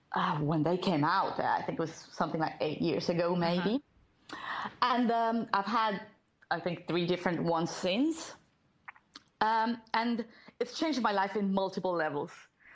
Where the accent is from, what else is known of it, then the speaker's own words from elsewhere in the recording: Colombia; now in Lima, Peru; So I am originally from Colombia, but I currently live in Lima, Peru, with my husband and our two cats.